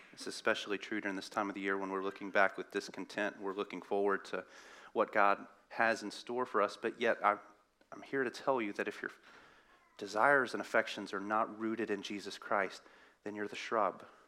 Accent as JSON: {"language": "English", "area": "the South", "region": "Southern United States", "country": "United States", "accent": "southern", "said": "my southern accent."}